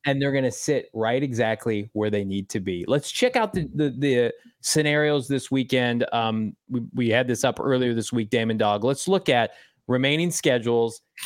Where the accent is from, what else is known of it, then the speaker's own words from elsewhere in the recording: Phoenix, Arizona, United States; Actually, I'm from Phoenix